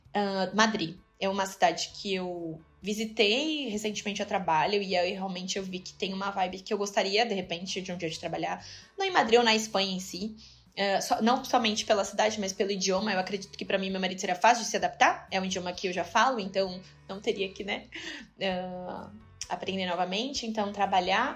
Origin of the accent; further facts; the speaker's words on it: Brazil; moved away as an adult; now in Dubai, United Arab Emirates; ele sabia que eu era brasileira, claro, que eu sou brasileira